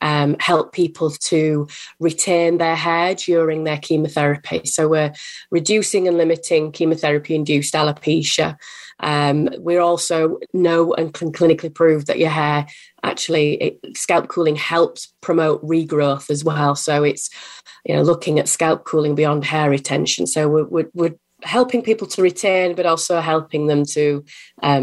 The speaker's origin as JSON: {"language": "English", "region": "England", "country": "United Kingdom", "said": "as you can probably tell from my accent, I'm from that old England. I'm across the water"}